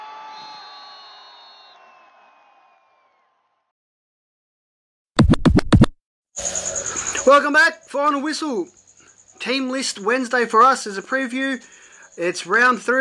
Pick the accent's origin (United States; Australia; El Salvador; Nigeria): Australia; Sydney, New South Wales; we're from Mount Druitt